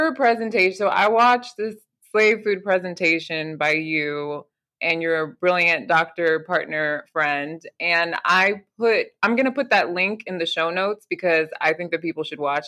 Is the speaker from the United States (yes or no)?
no; Nigeria; I'm Nigerian and I have cultural foods